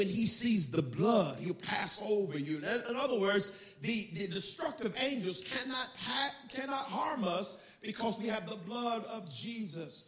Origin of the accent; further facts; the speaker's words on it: United States; I was from America